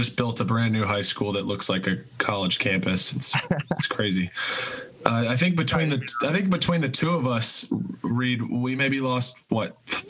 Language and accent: English; Buford, Georgia, United States; we're from Georgia.